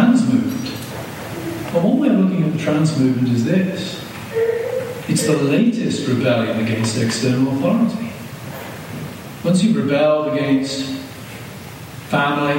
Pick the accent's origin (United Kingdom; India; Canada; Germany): United Kingdom; moved away as an adult; now in United States; a word that we did not have the equivalent of in Britain